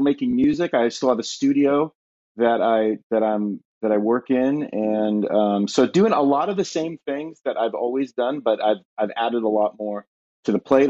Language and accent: English; Southern California, United States; moved away as an adult; now in Ashland, Ohio, United States; born and raised in Southern California